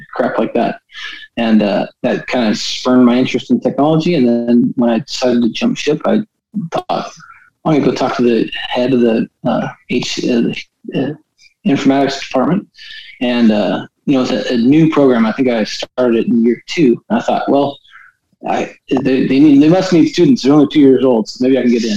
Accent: Redding, California, United States; moved away as an adult; also born or lived in Orange, California / Houston, Texas / Indiana / Utah; now in North Carolina, United States; I was born in Northern California, um, grew up in Northern California

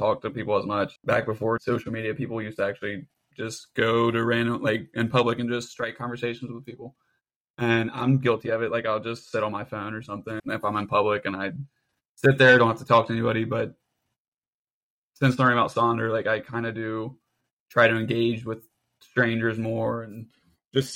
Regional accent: Cincinnati, Ohio, United States; we're from Cincinnati

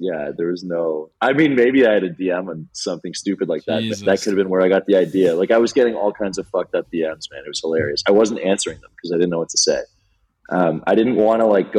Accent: Toronto, Ontario, Canada; moved away as an adult; now in British Columbia, Canada; So I grew up in Toronto, which is in Ontario.

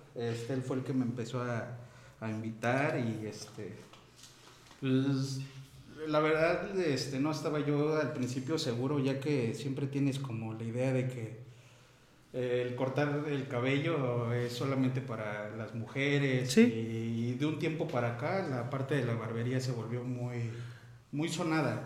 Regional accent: Tlaltizapán, Morelos, Mexico; also born or lived in Veracruz; yo soy originario del estado de aquí de Morelos

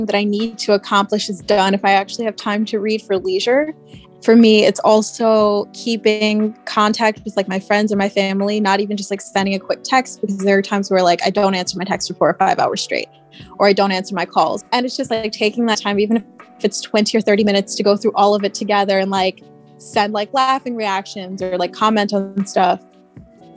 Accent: Pennsylvania, United States; now in New York City, United States; I grew up in Pennsylvania

